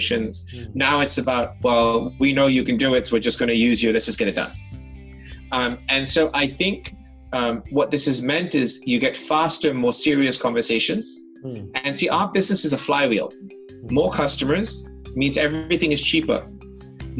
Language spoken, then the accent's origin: English; London, United Kingdom; I was born and brought up in London